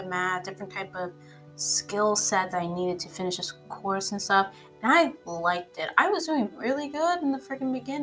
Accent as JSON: {"language": "English", "region": "a Tri-City area in an East Coast state", "country": "United States", "tie": "born or raised there", "said": "I lived in the same area my whole life, the same Tri-City area my whole life, my hometown that I was living in before, my whole life"}